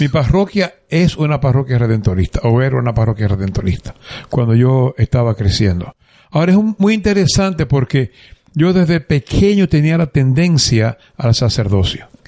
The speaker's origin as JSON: {"language": "Spanish", "town": "San Juan de la Maguana", "region": "San Juan", "country": "Dominican Republic", "tie": "born or raised there", "also_born_or_lived": "Ponce, Puerto Rico / San Lorenzo, Puerto Rico", "moved": "as an adult", "lives_now": "Guayama, Puerto Rico", "said": "Yo soy dominicano. Ok. Nací en un pueblo llamado San Juan de la Maguana"}